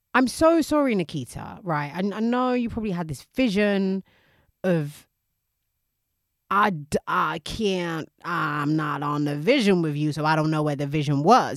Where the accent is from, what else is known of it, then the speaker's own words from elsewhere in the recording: United Kingdom; we're British